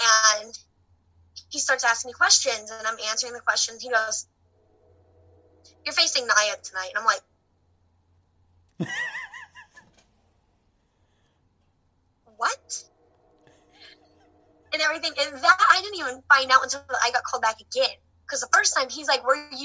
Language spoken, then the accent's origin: English; Texas, United States; moved away; I'm from Texas originally